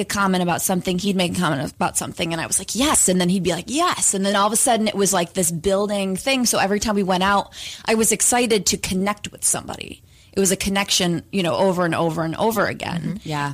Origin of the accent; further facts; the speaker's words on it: upstate New York, United States; now in Los Angeles, United States; we both live in Los Angeles currently, but we're both from upstate New York originally